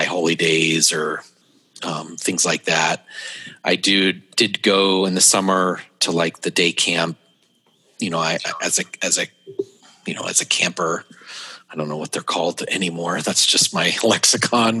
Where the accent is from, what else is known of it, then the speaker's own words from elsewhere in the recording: Anaheim, California, United States; I grew up in Anaheim, California, in a home of Disneyland and the Angels.